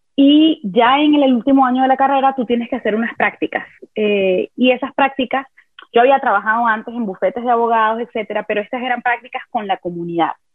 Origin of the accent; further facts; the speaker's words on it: Venezuela; yo nací y crecí en Venezuela